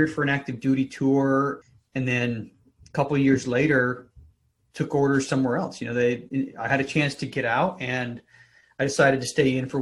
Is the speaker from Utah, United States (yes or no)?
yes; Salt Lake City, Utah, United States; moved away; also born or lived in San Diego; I grew up in Salt Lake City